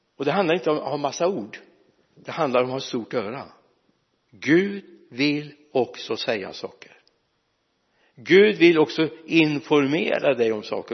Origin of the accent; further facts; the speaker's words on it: Mariestad, Västra Götaland, Sweden; also born or lived in Lidköping; är jag inte född i Lidköping jag är född uppe i Mariestad men det är ju nästan Lidköping